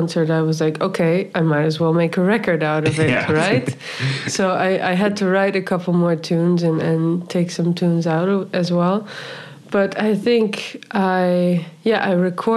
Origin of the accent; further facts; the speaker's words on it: Friesland, Netherlands; also born or lived in New York; now in Amsterdam, Netherlands; I grew up in Friesland